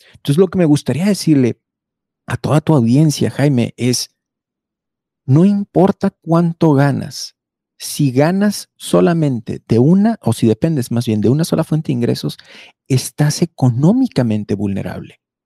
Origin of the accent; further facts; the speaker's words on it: Mexico; nos hace muy fuertes a los mexicanos